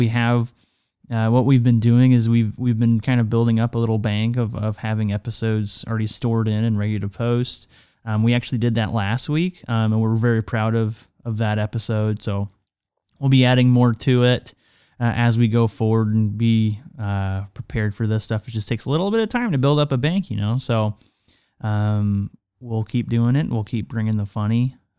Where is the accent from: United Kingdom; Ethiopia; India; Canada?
Canada; now in United States; Now, yes, I am Canadian, and this is not the most severe snow that I've experienced nor seen, and I haven't even lived in Canada that long.